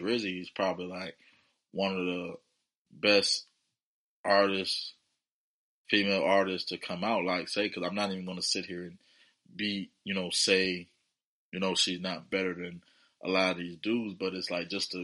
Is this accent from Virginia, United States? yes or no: yes; Virginia, United States; coming out from my hometown, VA.